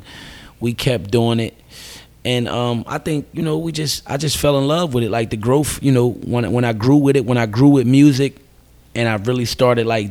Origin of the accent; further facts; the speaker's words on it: Camden, New Jersey, United States; I'm from Camden City, New Jersey, born and raised